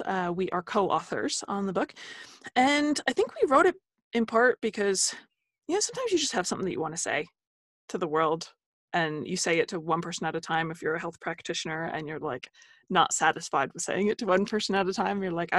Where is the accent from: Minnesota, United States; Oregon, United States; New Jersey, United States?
New Jersey, United States; Holmdel; also born or lived in New Brunswick, New Jersey; I am from Jersey.